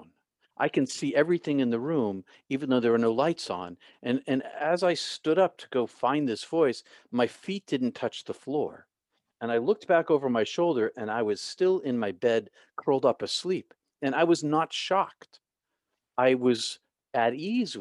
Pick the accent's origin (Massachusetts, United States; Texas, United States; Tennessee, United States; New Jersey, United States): Massachusetts, United States; Boston; I grew up in Boston, outside of Boston